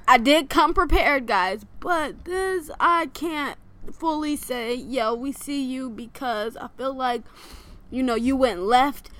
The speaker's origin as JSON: {"language": "English", "region": "Michigan", "country": "United States", "moved": "yes", "said": "I'm from Michigan"}